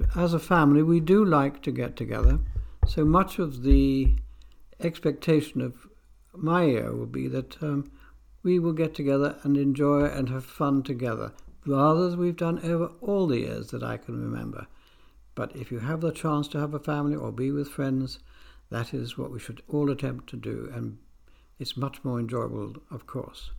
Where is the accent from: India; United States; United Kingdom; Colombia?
United Kingdom; England; also born or lived in Argentina; I was born in England, but I spent a number of years in the Argentine before coming back to England to go to school